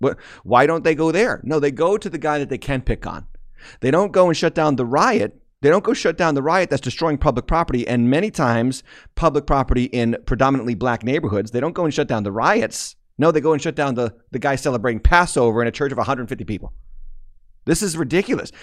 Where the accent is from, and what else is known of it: United States